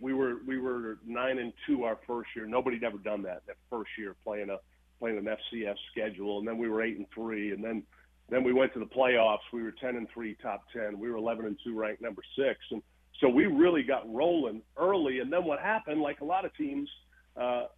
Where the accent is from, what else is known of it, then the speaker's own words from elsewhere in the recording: Madison, Maine, United States; moved away as an adult; also born or lived in Boston, Massachusetts; now in Cookeville, United States; that's what I grew up, that area, that place, Madison, Maine, just small community